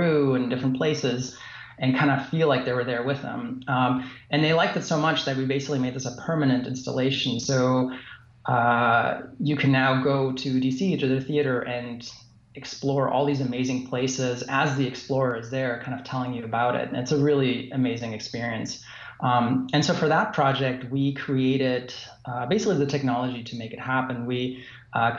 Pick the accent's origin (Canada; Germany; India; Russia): Germany; also born or lived in Fort Lauderdale / San Francisco / Los Angeles; now in West Liberty, United States; Where I grew up in Germany, it was actually a small place, you know, surrounded by cornfields.